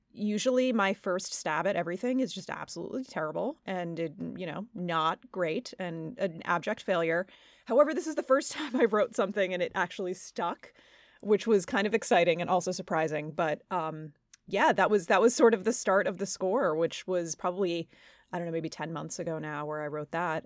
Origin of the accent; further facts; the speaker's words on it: Long Island, New York, United States; I'm from Long Island